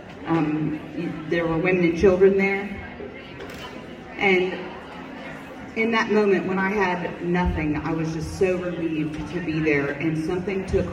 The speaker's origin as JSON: {"language": "English", "country": "United States", "tie": "born or raised there", "said": "I was born and raised in Benton County"}